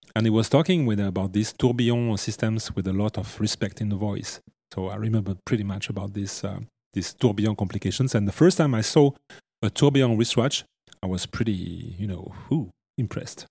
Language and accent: English; Vallée de Joux, French part of Switzerland, Vaud, Switzerland; I was born in the French part of Switzerland and, uh, in the Vallée des Joues, the cradle of, uh, fine watchmaking